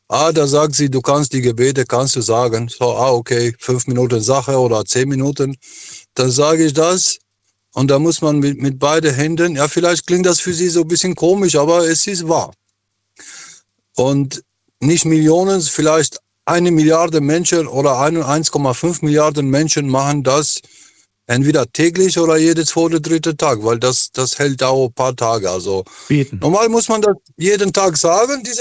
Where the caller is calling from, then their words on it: Frankfurt, Hesse, Germany; Äh, ich bin gerade in Frankfurt, im Flughafen, habe gerade Pause.